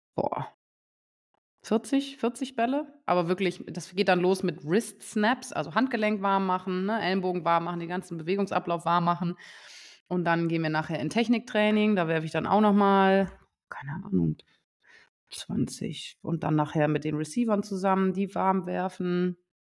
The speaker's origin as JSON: {"language": "German", "town": "Saarbrücken", "region": "Saarland", "country": "Germany", "said": "ich komme ja aus Saarbrücken"}